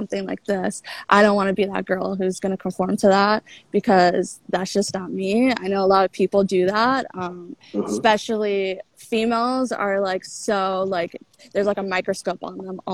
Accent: Washington, District of Columbia, United States; moved away as an adult; now in New York City, United States; I'm from DC, the DC area, which is where I'm at right now. But I live in New York City. I've been living there for 7 years

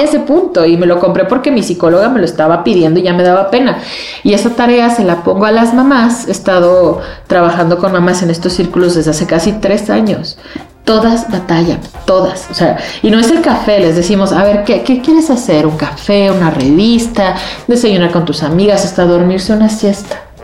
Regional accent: Xalapa, Veracruz, Mexico; Yo soy de Jalapa

